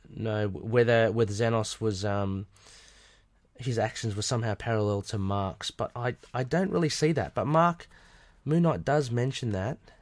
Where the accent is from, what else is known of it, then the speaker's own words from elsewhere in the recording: Australia; I'm Australian